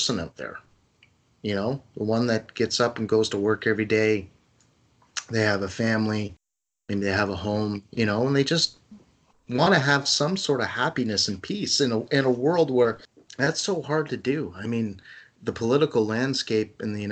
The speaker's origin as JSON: {"language": "English", "country": "Canada", "said": "as a Canadian"}